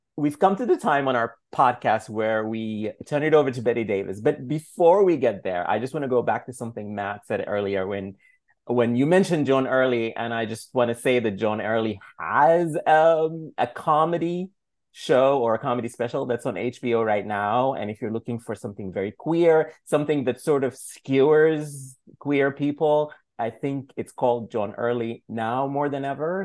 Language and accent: English; Sudan; moved away; growing up in Sudan